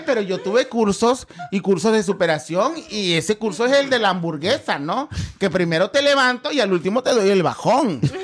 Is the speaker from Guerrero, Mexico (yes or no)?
yes; 27 km from Acapulco, Guerrero, Mexico; now in Cancún, Mexico; en el pueblo de donde soy, porque soy este, a 27 kilómetros de Acapulco